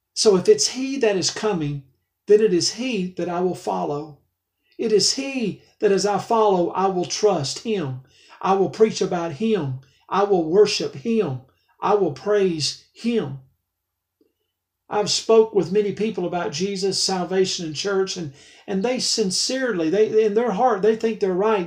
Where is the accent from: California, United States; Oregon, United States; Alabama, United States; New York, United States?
Alabama, United States; I'm from Alabama